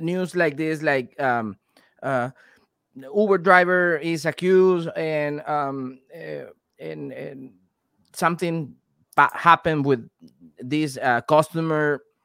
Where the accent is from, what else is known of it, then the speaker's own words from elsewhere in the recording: Venezuela; moved away; also born or lived in Panama; I'm from Venezuela, and I spent three years and a half living in Panama